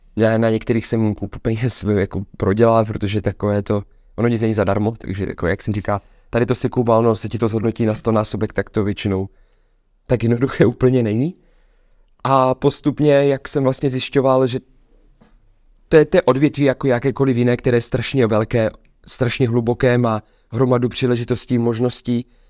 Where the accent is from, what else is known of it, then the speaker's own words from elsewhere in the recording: Czechia; my jako Češi